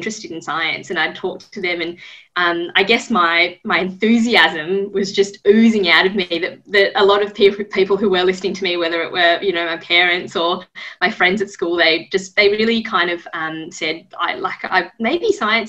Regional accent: Sydney, New South Wales, Australia; also born or lived in Japan / Melbourne; I grew up mainly in Sydney

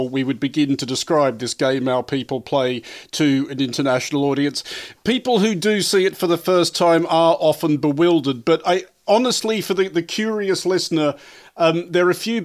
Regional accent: Australia; moved away; As an Australian who's lived outside of Australia a long time

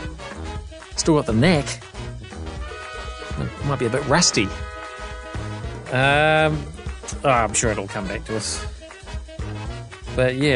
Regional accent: Hamilton, Waikato, New Zealand; people make fun of my hometown, Hamilton.

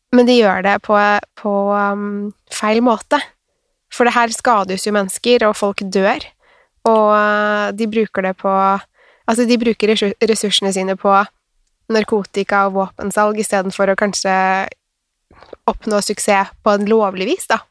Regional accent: Norway; also born or lived in Sweden; jeg er norsk

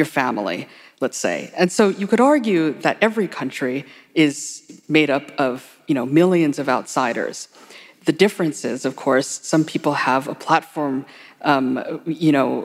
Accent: Hawaii, United States; now in New York, United States; when I was a child there

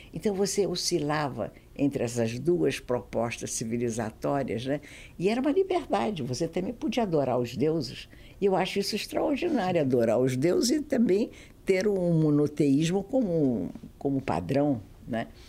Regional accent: Brazil; also born or lived in Galicia, Spain (ancestry); eu era brasileira, sou brasileira, sou apaixonada pelo meu pai, mas eu sou de origem galega, sou espanhola

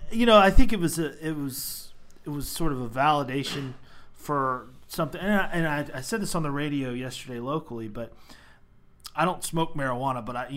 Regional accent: Maryland, United States; I grew up in Maryland

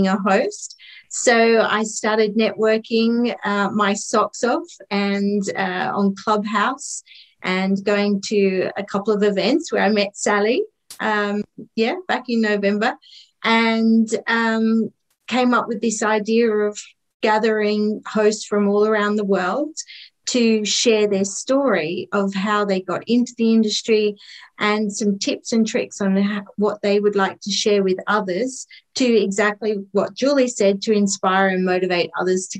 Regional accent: Australia; also born or lived in Tetbury, Cotswolds, United Kingdom; now in United Kingdom; I am also an Aussie, but I'm living in the UK, so I'm on the other side of the world where I'm from

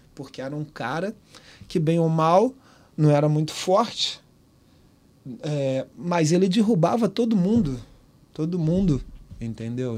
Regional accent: Baixada Fluminense, Rio de Janeiro, Brazil; moved away as an adult; also born or lived in Liverpool, United Kingdom; eu saí da Baixada, cara. Eu tinha saído da Baixada

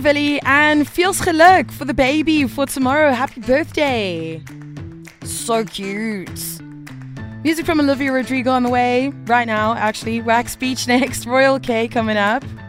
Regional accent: South Africa; as a South African, we've probably all got a number of friends or family who have left

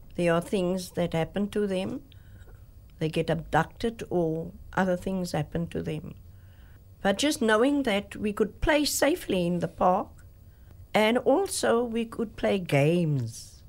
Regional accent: Cape Town, Western Cape, South Africa; growing up in District Six as a, as a child

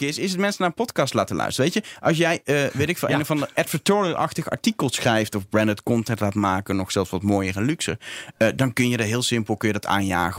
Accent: Netherlands; ik ben een Nederlander

